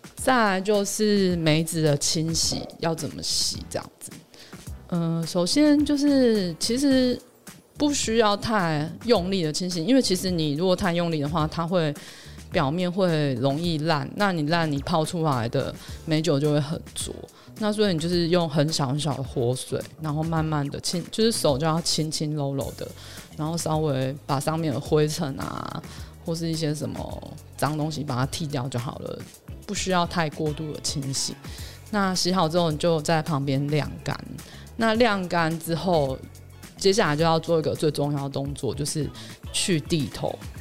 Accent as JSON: {"language": "Chinese", "town": "Hualien", "region": "Hualien County", "country": "Taiwan", "said": "我是花莲的嘛，然后我会关注那边的消息"}